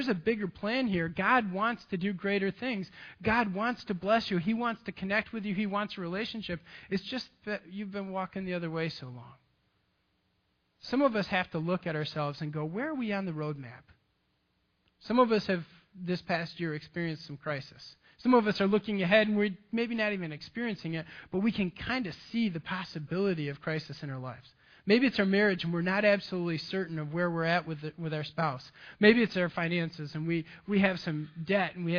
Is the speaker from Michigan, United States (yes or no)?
yes; Grand Haven, Michigan, United States; I'm from West Michigan